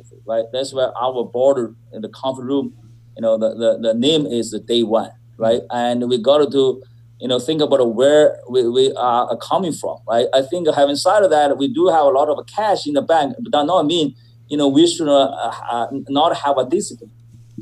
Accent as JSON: {"language": "English", "country": "China", "tie": "born or raised there", "moved": "as an adult", "said": "I was born in China. I was born in 1970, and I got my master's degree and from Beijing, China as well"}